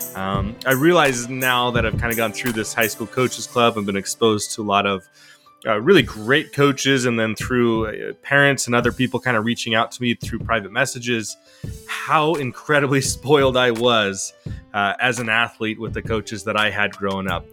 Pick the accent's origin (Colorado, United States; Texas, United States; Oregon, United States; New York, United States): Oregon, United States; Salem; here in my hometown, Salem, Oregon